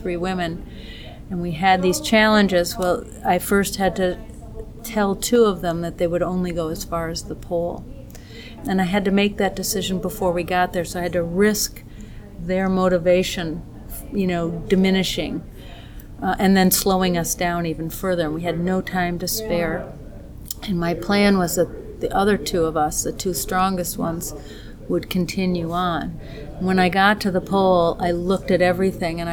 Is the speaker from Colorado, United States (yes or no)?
no; Minnesota, United States; I'm from Minnesota, and I'm an educator and explorer